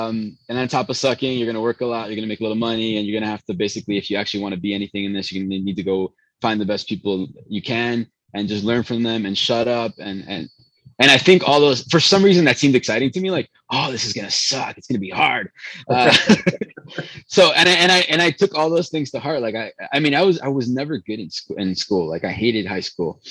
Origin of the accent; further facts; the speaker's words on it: Chicago, Illinois, United States; first language Spanish; English is a second language; also born or lived in Venezuela; So family is Colombian, born in Chicago. I was actually raised in Venezuela though